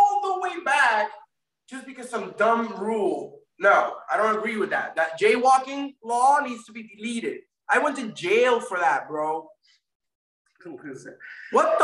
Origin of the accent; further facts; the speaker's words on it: Florida, United States; also born or lived in Puerto Rico; I was born in Puerto Rico, but I was raised, my parents moved to Florida when I was a young kid.